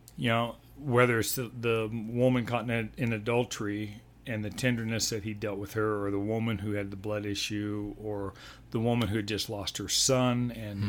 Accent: Denver, Colorado, United States; also born or lived in Texas Panhandle / New Mexico / Sioux Falls, South Dakota / Montana; I grew up in Denver from mm. age eight on

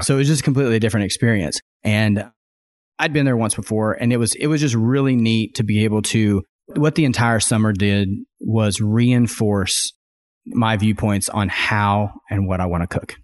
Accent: Arkansas, United States; moved away as an adult; also born or lived in Rogers, Arkansas / Austin, Texas; now in Bentonville, United States; I grew up in Arkansas

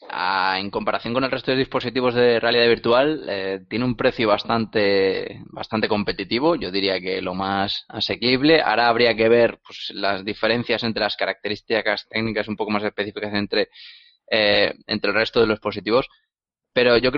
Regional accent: Spain; es que somos españoles, no nos tienen en cuenta.

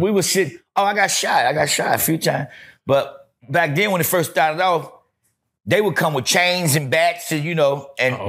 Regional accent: Gary, Indiana, United States; I'm from Gary, Indiana, Fifth Avenue

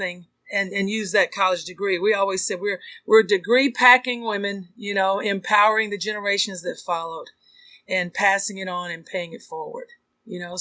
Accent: Texas, United States; I'm from Texas

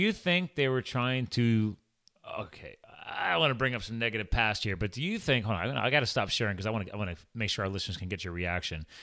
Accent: Flemington, New Jersey, United States; moved away; I was born in Hunterdon County, Flemington, New Jersey.

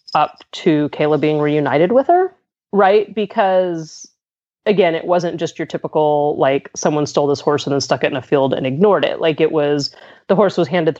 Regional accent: Southern California, United States; moved away as an adult; now in Pittsburgh, United States; I'm originally from Southern California.

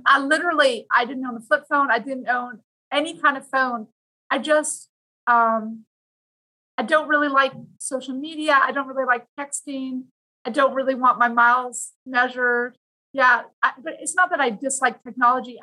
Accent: Vancouver, British Columbia, Canada; now in Virginia, United States; I grew up in Vancouver, Canada, which is a beautiful place

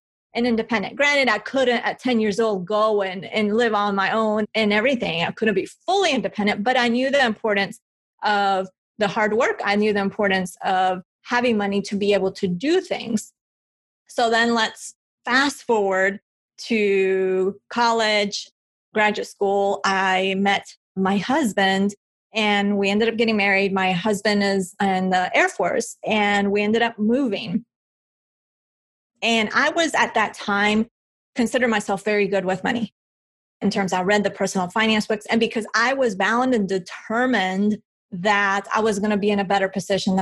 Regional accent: Bogotá, Colombia; now in United States; I'm from Colombia. I was born in Bogota.

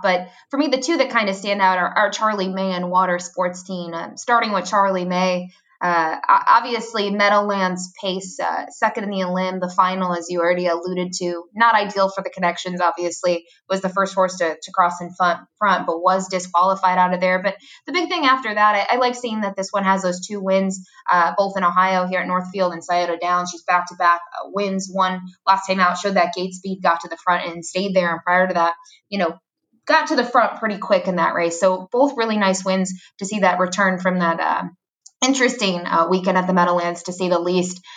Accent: Fort Erie area, Ontario, Canada; now in Florida, United States; my hometown track, even though I'm not born in Fort Erie. I, I treat it as my hometown track and uh, grew up going there

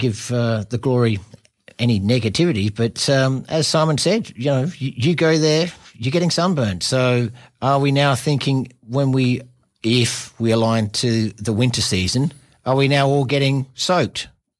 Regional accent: Adelaide, South Australia, Australia; now in Perth, Australia; I grew up in Adelaide.

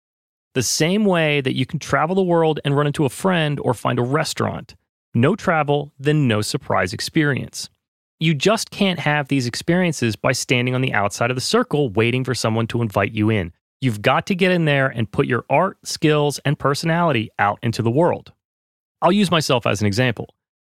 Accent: North Carolina, United States; I ran into a friend from the town I grew up in North Carolina.

